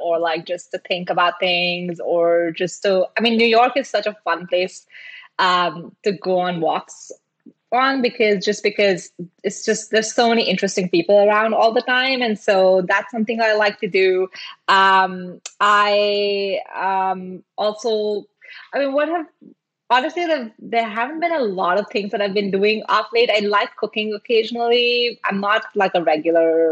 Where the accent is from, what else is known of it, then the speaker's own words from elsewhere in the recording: India; moved away as an adult; also born or lived in Singapore; now in United States; I grew up in India. I lived in Singapore for like 7 years before moving to the US.